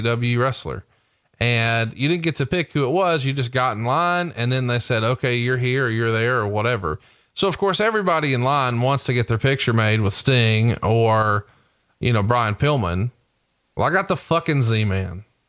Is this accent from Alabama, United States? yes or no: yes; Prattville, Alabama, United States; I grew up in Prattville